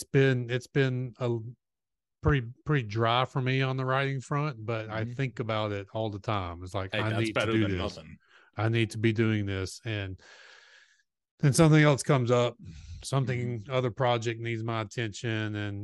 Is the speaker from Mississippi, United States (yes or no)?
yes; Mississippi, United States; no, I'm originally from Mississippi, and we go to Augusta, go through Augusta on the way to visit